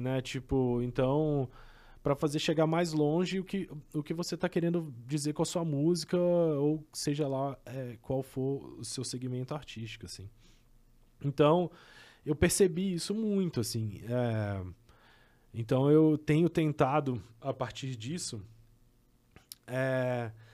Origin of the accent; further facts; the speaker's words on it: Caratinga, Minas Gerais, Brazil; Eu também sou mineiro, assim. Eu sou de Caratinga